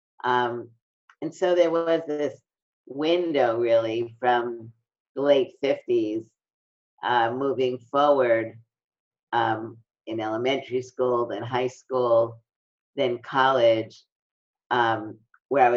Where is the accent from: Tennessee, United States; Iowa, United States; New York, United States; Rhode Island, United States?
New York, United States; New York City; I'm from Brooklyn, and really a lot of my development was the result of experiencing discrimination